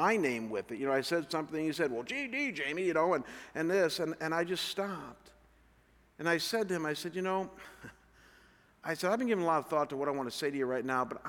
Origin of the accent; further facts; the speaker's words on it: Chagrin Falls, Ohio, United States; moved away; Chagrin Falls is my hometown where I'm from